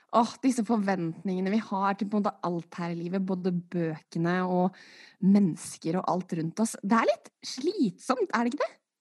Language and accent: Norwegian; Norway; jeg skylder på dobbelt statsborgerskap, selv om jeg er født og oppvokst i Norge